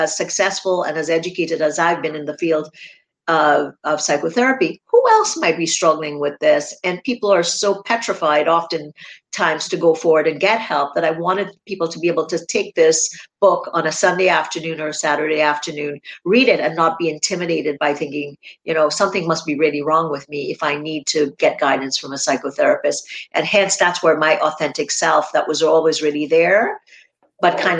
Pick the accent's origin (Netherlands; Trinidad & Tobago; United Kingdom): Trinidad & Tobago; I grew up in Trinidad and Tobago in the Caribbean.